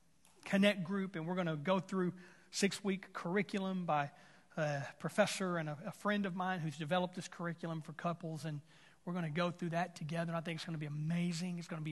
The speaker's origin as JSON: {"language": "English", "region": "Texas", "country": "United States", "said": "whether I'm from Texas and you're from Arkansas"}